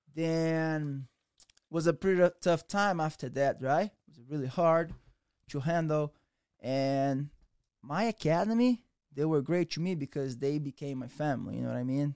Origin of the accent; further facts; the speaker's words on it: Rio de Janeiro, Brazil; English is a second language; moved away; also born or lived in Méier, Rio de Janeiro / Barra da Tijuca, Rio de Janeiro; I came from Rio de Janeiro.